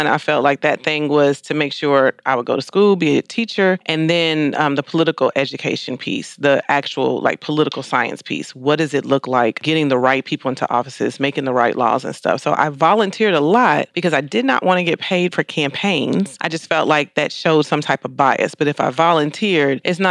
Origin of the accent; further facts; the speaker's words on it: Louisville, Kentucky, United States; moved away; also born or lived in Indianapolis, Indiana; I'm originally from Indianapolis, but I've lived majority of my life in Louisville